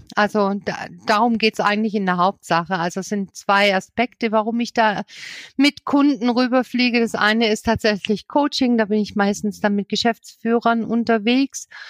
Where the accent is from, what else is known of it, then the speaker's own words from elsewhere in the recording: Southern Germany, Germany; moved away as an adult; also born or lived in Berlin / Ruhr area; von hier unten in Süddeutschland, von meiner Heimat